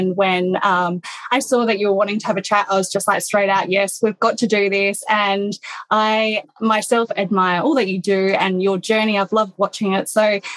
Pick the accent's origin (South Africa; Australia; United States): Australia; Perth, Western Australia; also born or lived in London; I was raised in Perth